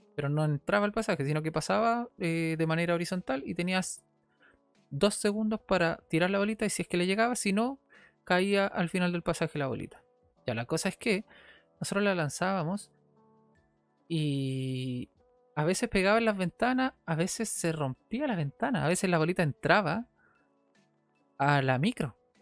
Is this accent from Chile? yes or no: yes; Viña del Mar, Valparaíso, Chile; Después me fui a Santa Julia, una casa de Santa Julia, acá en Viña del Mar